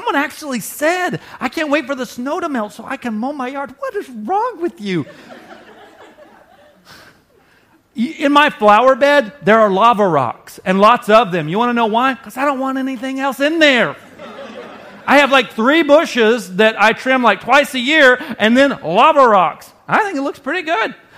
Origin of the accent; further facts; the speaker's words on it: the South, United States; now in Wisconsin, United States; I grew up in the South